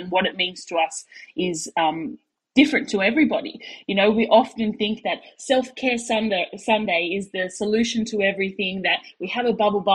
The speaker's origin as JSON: {"language": "English", "town": "Sydney", "region": "New South Wales", "country": "Australia", "moved": "as an adult", "lives_now": "Perth, Australia", "said": "that's where I'm from Sydney, Australia, but I live in Western Australia over in Perth there"}